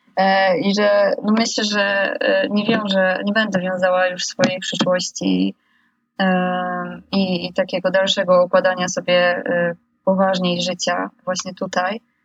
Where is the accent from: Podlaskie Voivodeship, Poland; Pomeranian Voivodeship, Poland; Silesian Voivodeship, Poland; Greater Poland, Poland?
Pomeranian Voivodeship, Poland; village about 40 km from Gdańsk; moved away as an adult; now in Gdańsk, Poland; jestem właśnie z okolic e, miasteczka, które, które jest obok mojej wsi, albo wręcz, że mieszkam około 40 kilometrów e, za Gdańskiem.